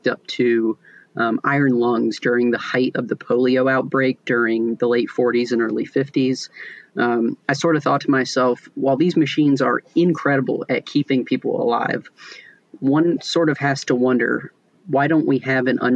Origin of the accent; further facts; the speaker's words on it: Newnan, Georgia, United States; I grew up in Noonan, Georgia, which is a small town about 45 minutes south of Atlanta